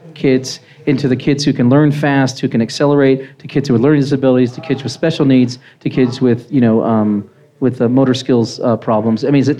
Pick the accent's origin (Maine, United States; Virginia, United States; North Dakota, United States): Virginia, United States; now in Colorado, United States; I'm from Virginia.